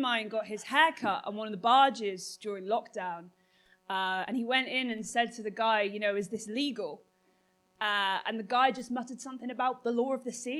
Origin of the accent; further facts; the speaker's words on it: North West England, United Kingdom; I'm from Merseyside, which is the birthplace